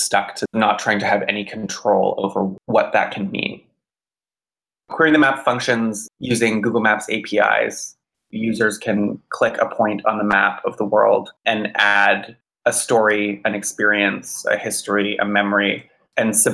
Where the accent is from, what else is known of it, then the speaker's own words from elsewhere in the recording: Georgetown, Ontario, Canada; moved away as an adult; now in Montreal, Canada; I grew up in Georgetown, Ontario